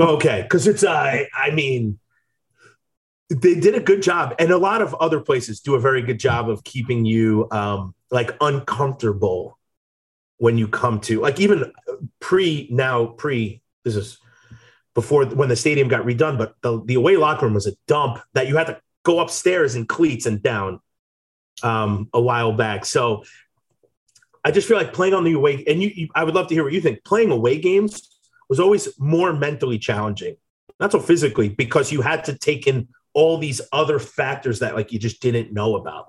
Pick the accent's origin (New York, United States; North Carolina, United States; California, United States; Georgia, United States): New York, United States; now in Wisconsin, United States; I'm a New Yorker